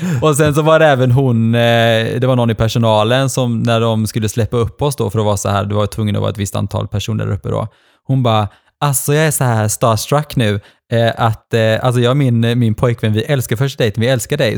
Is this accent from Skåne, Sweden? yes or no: no; Gothenburg, Västra Götaland, Sweden; also born or lived in Norway; jag kommer ifrån Göteborg